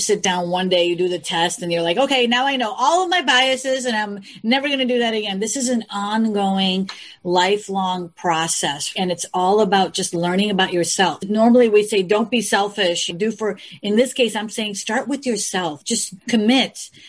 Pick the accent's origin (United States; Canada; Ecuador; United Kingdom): United States; Chicago, Illinois; I'm from the Midwest, from Chicago. And I grew up with you guys.